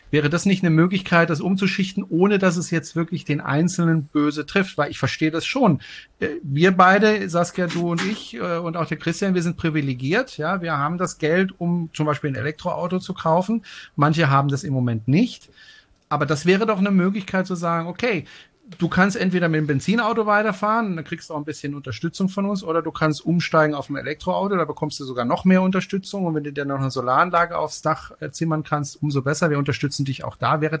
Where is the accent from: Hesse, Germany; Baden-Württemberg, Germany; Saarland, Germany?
Baden-Württemberg, Germany; Freiburg; ich bin ja ein Freiburger Bobbele. Ich komme ja aus Freiburg